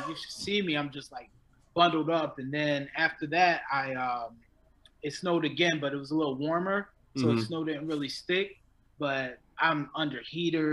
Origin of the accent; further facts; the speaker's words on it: Philadelphia, Pennsylvania, United States; also born or lived in Florida; now in Los Angeles, United States; I'm originally from Philly.